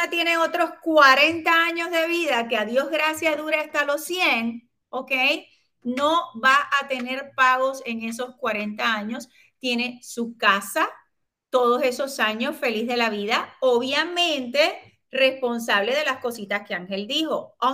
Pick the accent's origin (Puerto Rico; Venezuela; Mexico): Puerto Rico; Somos buenos puertorriqueños